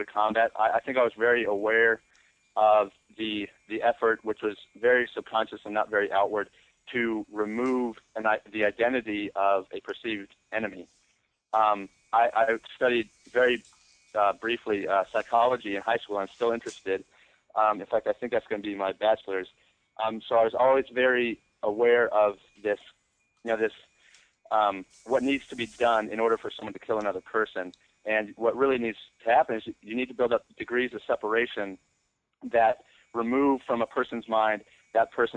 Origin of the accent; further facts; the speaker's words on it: United States; I'm American